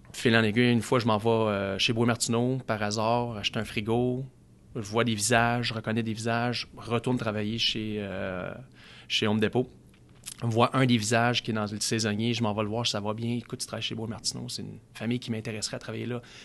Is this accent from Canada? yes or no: yes; Gatineau, Quebec, Canada; also born or lived in Saint-Jérôme; on est arrivé dans l'Outaouais. J'avais plus ou moins 10 ans.